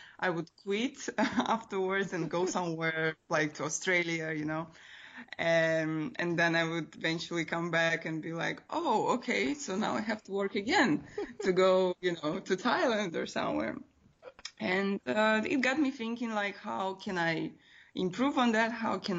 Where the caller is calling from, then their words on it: Bucharest, Romania; I am in Bucharest right now, actually.